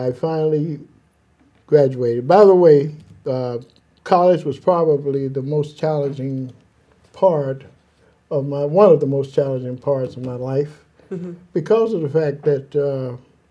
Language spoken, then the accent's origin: English; Birmingham, Alabama, United States; moved away as an adult; also born or lived in Nashville, Tennessee / Newark, New Jersey; I was born in Birmingham, Alabama. Very poor family